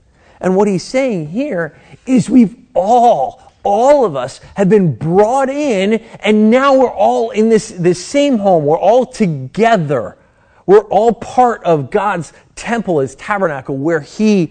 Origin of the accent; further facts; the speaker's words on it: United States; a American Christian